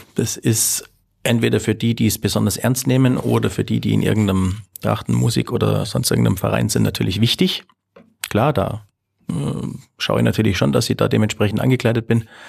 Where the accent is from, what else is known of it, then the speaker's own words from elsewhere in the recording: Allgäu, Bavaria, Germany; bei uns im Allgäu